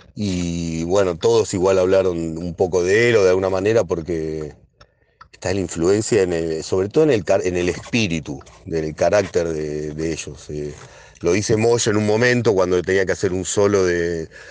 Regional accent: Hurlingham, Buenos Aires Province, Argentina; como somos de Burlingame

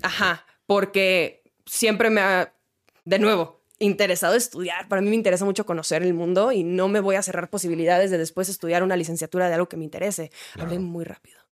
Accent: Mexicali, Baja California, Mexico; born or raised there

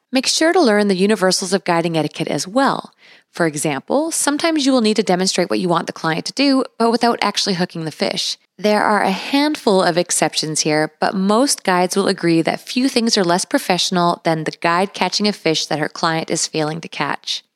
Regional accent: British Columbia, Canada; I was also born and raised in British Columbia

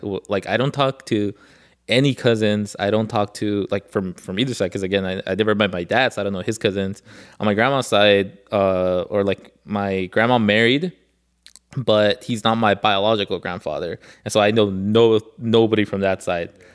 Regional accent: Los Angeles, California, United States; because I grew up in Koreatown.

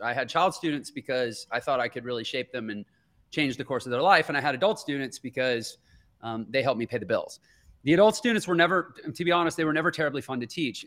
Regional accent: Houston, Texas, United States; I grew up in Houston, Texas

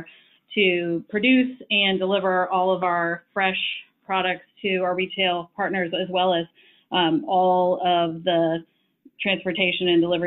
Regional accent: right outside of Madison, Wisconsin, United States; moved away as an adult; also born or lived in Chapel Hill, North Carolina; I actually grew up in the Midwest, right outside of Madison, Wisconsin

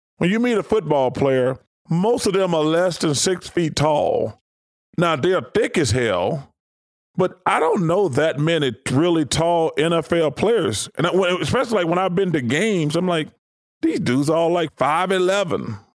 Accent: Alabama, United States; moved away as an adult; also born or lived in Philadelphia; I grew up in Alabama, so we don't have any pro football.

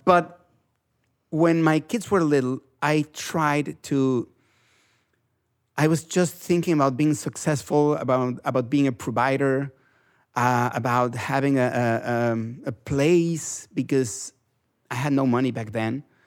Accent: Mexico; English is a second language

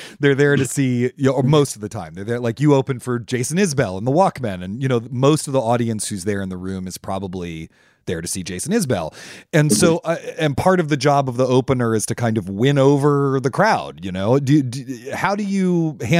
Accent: Washington, District of Columbia, United States; My hometown

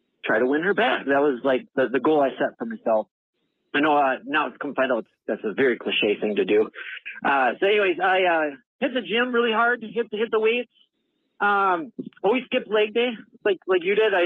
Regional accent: Eau Claire, Wisconsin, United States; I'm from Eau Claire, Wisconsin

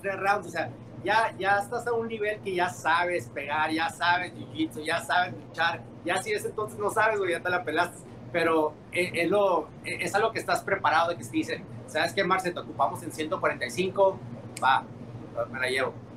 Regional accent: Mexico; yo soy mexicano

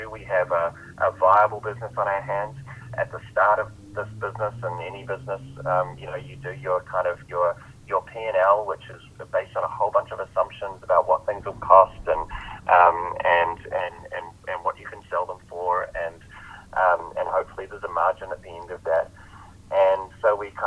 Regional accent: New Zealand; I'm a New Zealander

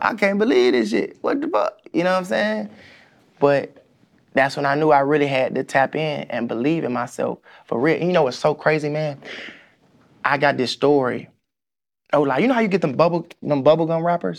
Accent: Atlanta, Georgia, United States; growing up on the East Side, man, Boulder Crest, Gresham, I played at Gresham Park

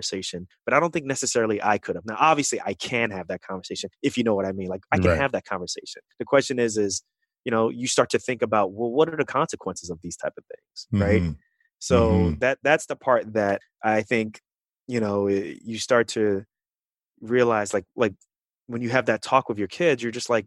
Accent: New York City, New York, United States; also born or lived in Kansas City, Missouri; growing up in Queens, New York

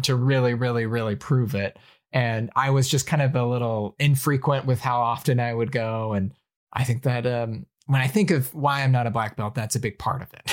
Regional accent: Alabama, United States; moved away; I grew up in Alabama where there are, like, four Asian people

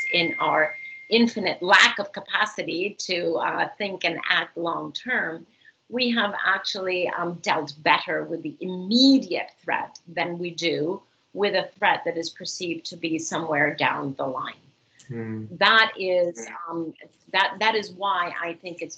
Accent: Costa Rica; in the very wonderful country of Costa Rica, my home country

